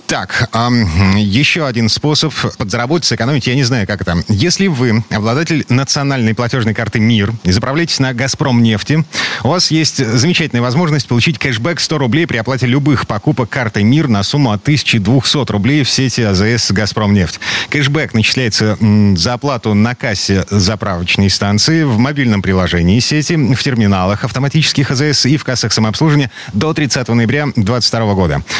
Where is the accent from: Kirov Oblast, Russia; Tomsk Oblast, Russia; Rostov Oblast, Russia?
Kirov Oblast, Russia; Kirov; moved away; у меня на родине, в Кировской области, в городе Кирове